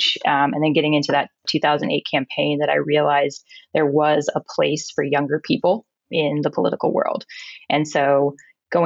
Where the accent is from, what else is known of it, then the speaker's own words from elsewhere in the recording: Seattle, Washington, United States; moved away as an adult; also born or lived in Pullman, Washington / Los Angeles; I grew up in Seattle, so I've been in this area most of my life.